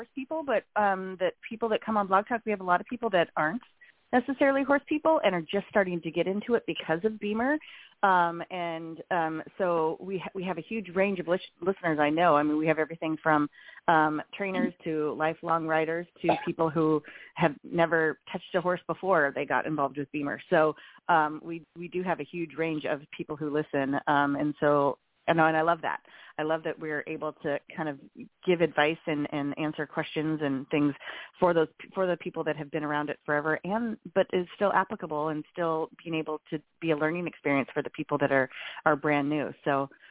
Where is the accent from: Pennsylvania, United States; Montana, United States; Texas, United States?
Montana, United States; when I was a kid in Montana